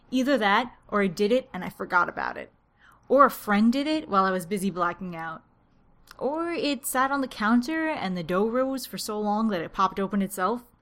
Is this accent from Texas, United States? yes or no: no; New Jersey, United States; to tell people that I'm from New Jersey. It's the most unglamorous state.